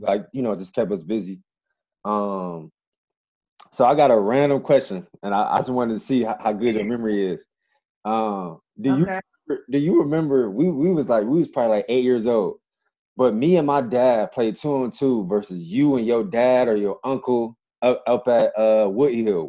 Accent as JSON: {"language": "English", "town": "Cleveland", "region": "Ohio", "country": "United States", "said": "we're both from Cleveland, Ohio"}